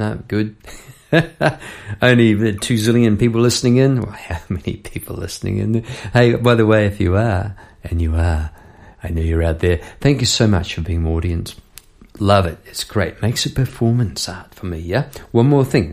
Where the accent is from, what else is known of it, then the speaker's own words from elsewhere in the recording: New Zealand; moved away as an adult; now in Melbourne, Australia; I'm from New Zealand, living in Melbourne